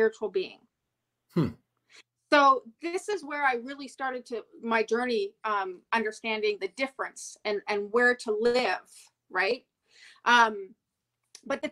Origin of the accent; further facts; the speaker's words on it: Montreal, Quebec, Canada; I'm from Montreal.